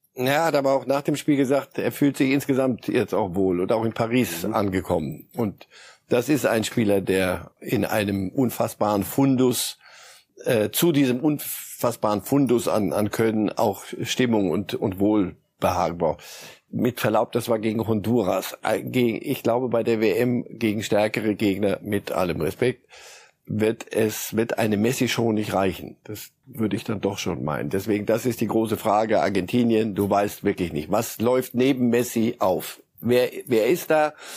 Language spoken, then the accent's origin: German; Switzerland; moved away; bin ja Schweizer und habe da lange genug gelebt.